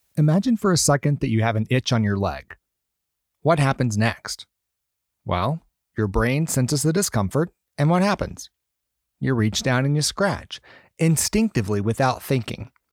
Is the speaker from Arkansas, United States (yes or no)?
yes; Arkansas, United States; moved away as an adult; also born or lived in Austin, Texas; I grew up in the South, in Arkansas. I moved to Austin, Texas for graduate school